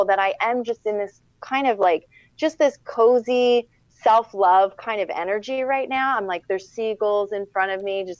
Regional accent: Philadelphia, Pennsylvania, United States; I'm from Philadelphia

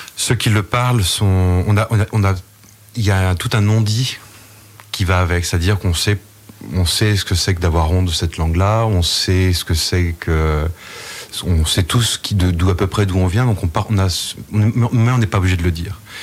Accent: Saint-Martin-sur-Oust, Brittany, France; je suis de Saint-Martin-sur-Oust

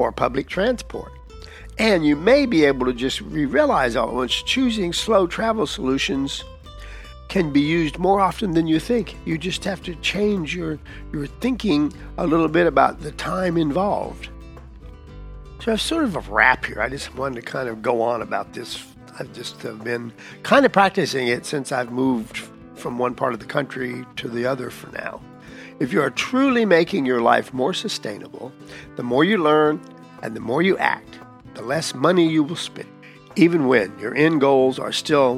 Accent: Texas, United States; I'm from Texas, or at least most of my life

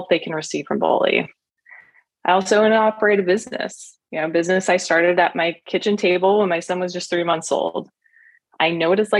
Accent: Oregon, United States; I was born and raised here in Oregon.

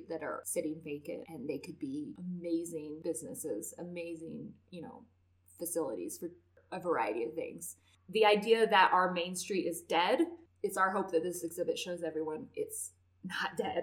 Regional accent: Carlin, Nevada, United States; I grew up in Carlin, and this is so not the Carlin I grew up

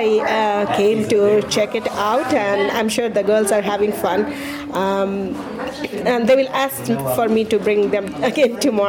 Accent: Bihar, India; moved away as an adult; now in Pelham, United States; I was born and raised in India in the northeastern part called Bihar

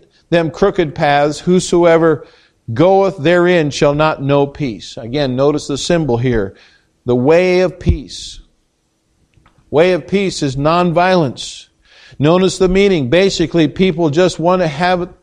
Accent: United States

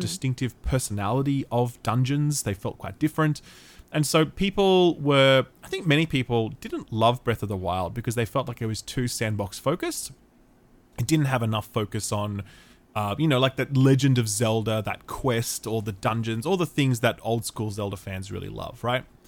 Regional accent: Australia; I'm allowed to say that as an Australian

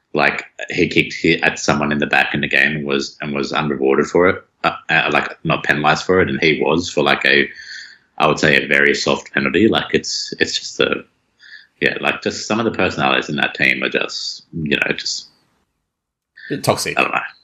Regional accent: Sydney, New South Wales, Australia; also born or lived in Penrith; I'm originally from Blacktown

